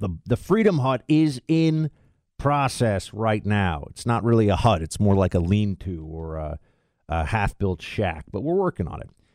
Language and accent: English; New York, United States; also born or lived in Florida; I'm gonna be up in New York, though, my hometown.